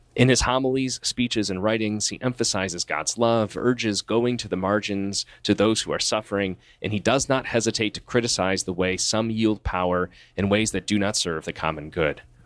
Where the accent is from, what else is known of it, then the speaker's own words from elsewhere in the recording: United States; my home country, at the United States